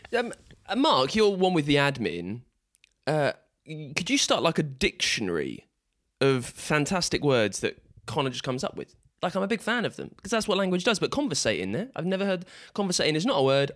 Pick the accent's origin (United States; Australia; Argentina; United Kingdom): United Kingdom; England; We are all English